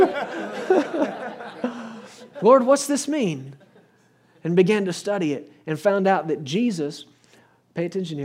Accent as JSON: {"language": "English", "region": "Texas", "country": "United States", "said": "I come from Texas. We drive good trucks in Texas."}